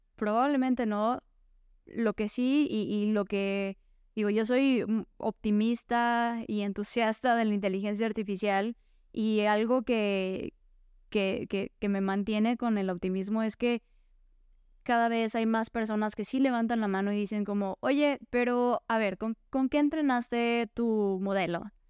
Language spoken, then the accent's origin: Spanish; Mexico; soy una mujer mexicana